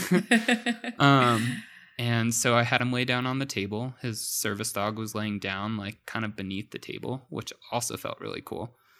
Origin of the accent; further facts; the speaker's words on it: Santa Fe, New Mexico, United States; also born or lived in Maryland; growing up as a teenager in Santa Fe, I was quite the troublemaker